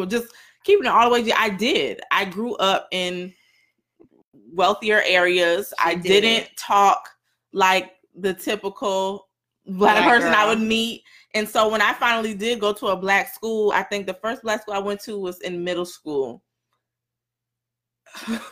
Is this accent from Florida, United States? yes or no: yes; Broward County, Florida, United States; also born or lived in Weston, Florida / Davie, Florida; I grew up in Broward County, but I was in Weston, and then I was in Davie